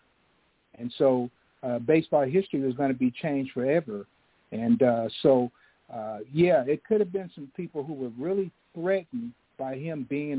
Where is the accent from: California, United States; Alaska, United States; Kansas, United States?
Kansas, United States; Kansas City; my hometown, which is a lot smaller, Kansas City, Kansas, right across the river.